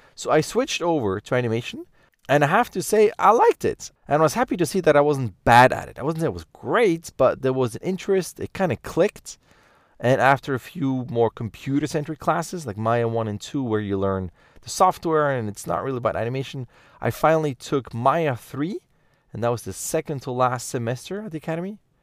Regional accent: Lucerne, Switzerland; I grew up in the German part of Switzerland, in Lucerne, close to Zurich

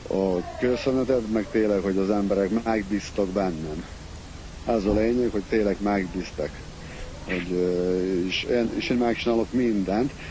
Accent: Hungary; utána büszke voltam, hogy magyar vagyok.

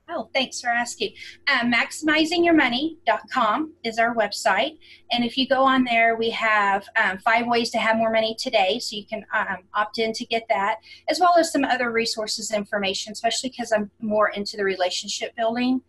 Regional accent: Houston, Texas, United States; now in Colorado Springs, United States; I'm originally from the Houston area

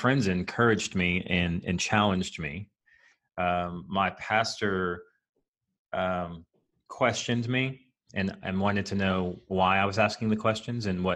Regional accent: United States; we're American

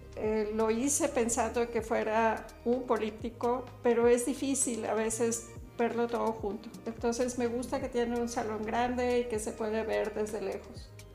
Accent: Mexico; Soy mexicana

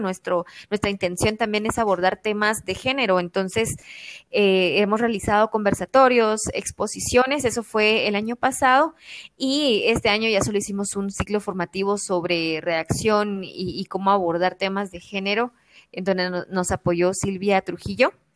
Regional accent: Quetzaltenango, Guatemala; todas somos del, de Quetzaltenango departamento

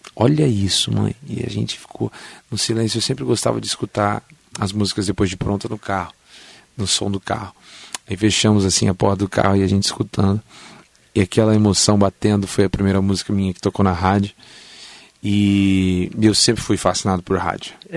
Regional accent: São Paulo, Brazil; now in Mogi das Cruzes, Brazil; E eu nasci em São Paulo

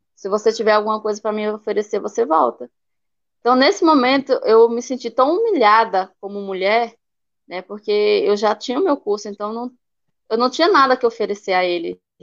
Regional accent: Altamira, Pará, Brazil; also born or lived in Imperatriz, Maranhão; now in São Luís, Brazil; natural mesmo, sou de Altamira, no Pará

